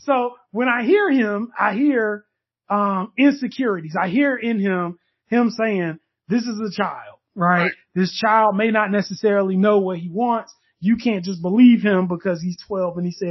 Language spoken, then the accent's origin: English; the South, United States; I'm from the South